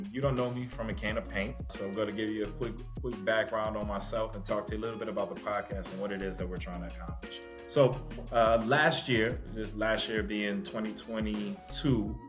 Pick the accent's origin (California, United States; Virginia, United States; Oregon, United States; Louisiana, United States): Louisiana, United States; New Orleans; I'm from New Orleans, played football at Hampton University